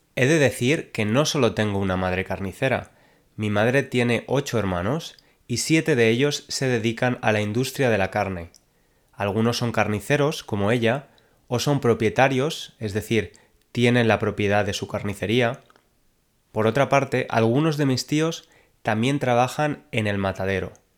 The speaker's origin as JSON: {"language": "Spanish", "country": "Spain", "moved": "yes", "lives_now": "London, United Kingdom", "said": "aunque soy de España, actualmente vivo en Londres, Inglaterra"}